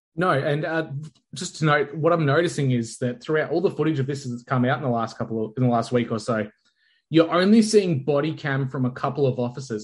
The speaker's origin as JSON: {"language": "English", "country": "Australia", "said": "being an Australian, not within America."}